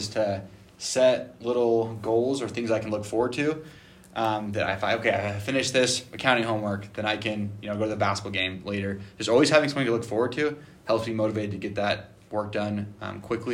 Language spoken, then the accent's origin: English; Meridian, Idaho, United States; moved away as an adult; now in Utah, United States; I'm from Meridian, Idaho.